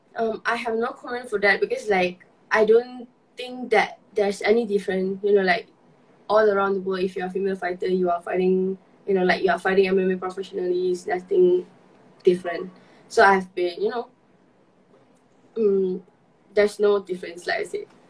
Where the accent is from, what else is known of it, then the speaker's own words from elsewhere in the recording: Malaysia; as a Malaysian